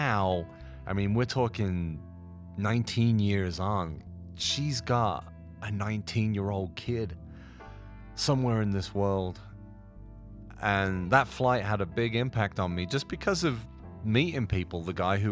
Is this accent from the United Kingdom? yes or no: yes; United Kingdom; I was very British and didn't want to leave Britain